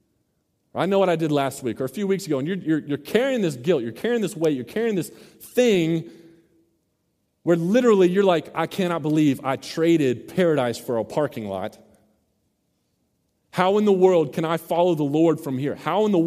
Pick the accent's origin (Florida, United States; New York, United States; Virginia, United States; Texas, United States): Texas, United States; Mesquite; also born or lived in Garland, Texas; Growing up in Mesquite / Garland area